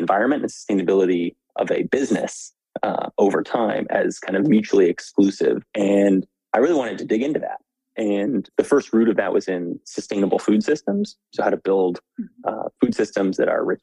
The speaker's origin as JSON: {"language": "English", "town": "Albuquerque", "region": "New Mexico", "country": "United States", "tie": "born or raised there", "moved": "as an adult", "lives_now": "Washington, DC, United States", "said": "I grew up in Albuquerque, New Mexico. Spent all my adolescent, teenage years there."}